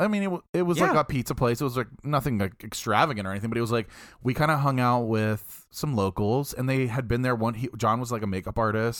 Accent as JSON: {"language": "English", "region": "Midwest", "country": "United States", "said": "We're also from the Midwest."}